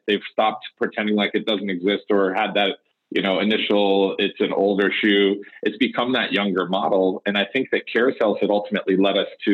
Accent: Detroit, Michigan, United States; moved away; I'm actually originally from Detroit

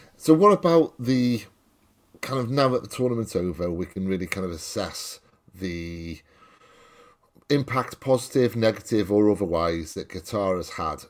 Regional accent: Welsh, Wales, United Kingdom; I'm Welsh

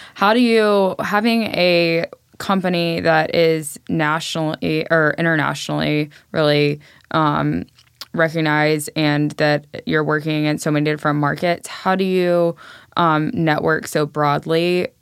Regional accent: Nashville, Tennessee, United States; I am from Nashville originally

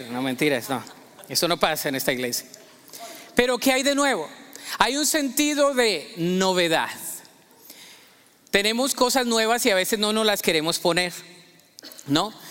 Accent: Colombia; Yo recuerdo que creciendo en Colombia, siempre había la tradición de que el 24 de diciembre nosotros nos poníamos una muda nueva de ropa, ¿no?

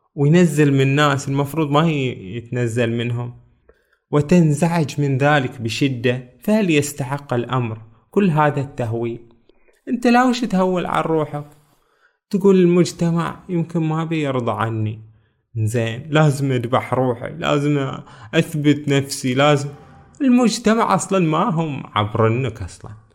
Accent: Bahrain; من بلدنا البحرين

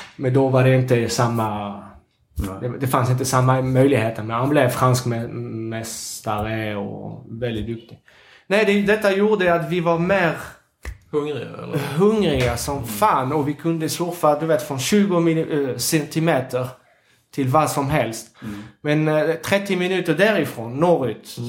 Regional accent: Capbreton, Nouvelle-Aquitaine, France; Swedish is a second language; now in Sweden; när jag växte upp i Sablett

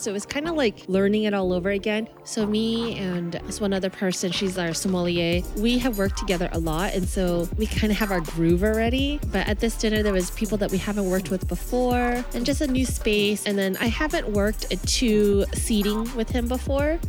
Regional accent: Bay Area, California, United States; we're all from the Bay Area

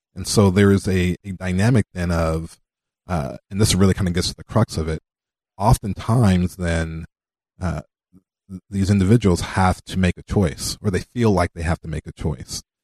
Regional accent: Los Angeles, California, United States; now in Iowa, United States; I grew up in South Central

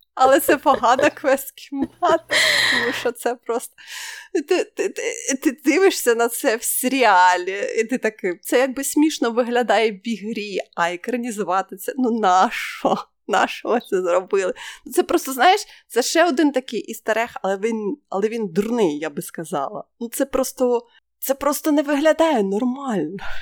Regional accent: Ukraine; ми з України

